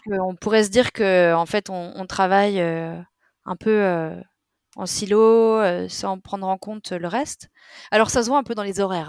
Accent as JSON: {"language": "French", "country": "France", "moved": "as an adult", "lives_now": "Sweden", "said": "On a une façon en tant que Français d'être très direct"}